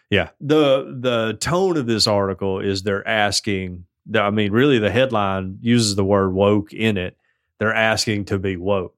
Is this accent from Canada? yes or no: yes; Canada; As a Canadian sister